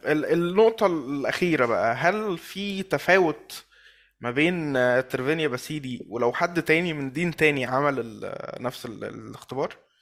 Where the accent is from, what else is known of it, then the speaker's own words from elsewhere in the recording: Egypt; انا كمواطن مصري